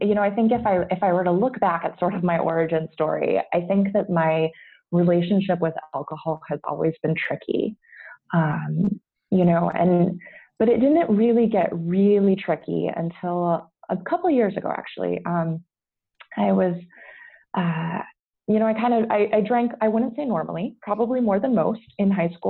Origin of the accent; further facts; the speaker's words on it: United States; moved away as an adult; now in Brussels, Belgium; I'm not Belgian. I'm an American living here with my husband.